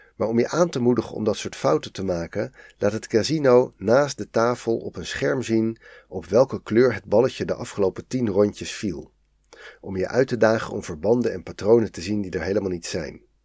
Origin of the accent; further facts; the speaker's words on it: Netherlands; als Nederlander